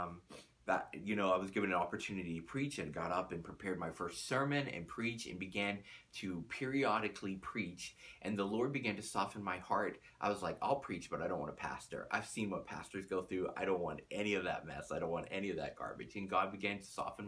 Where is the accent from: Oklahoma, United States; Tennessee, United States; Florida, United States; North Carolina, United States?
Tennessee, United States; Chattanooga; also born or lived in Pittsburgh, Pennsylvania; We ended up moving down to Tennessee when I was just a small boy.